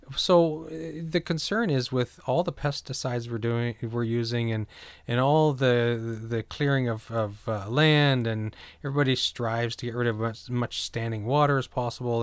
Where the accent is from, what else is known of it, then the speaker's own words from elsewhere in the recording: New Brunswick, Canada; now in Ontario, Canada; growing up in New Brunswick, and I'm currently in Ontario